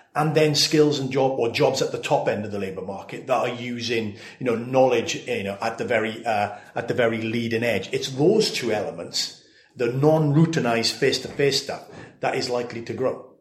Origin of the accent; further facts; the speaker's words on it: Swansea, Wales, United Kingdom; my hometown of Swansea